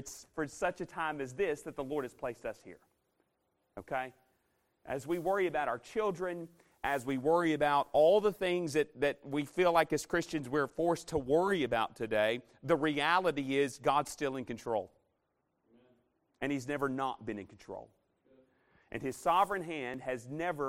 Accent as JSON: {"language": "English", "region": "Arkansas", "country": "United States", "moved": "yes", "said": "I'm from Arkansas"}